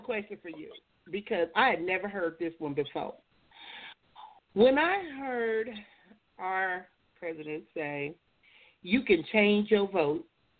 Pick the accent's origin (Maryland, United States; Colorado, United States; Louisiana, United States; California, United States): California, United States; Compton; also born or lived in Oceanside, California; Growing up in Compton, I remember when I moved to Oceanside at 19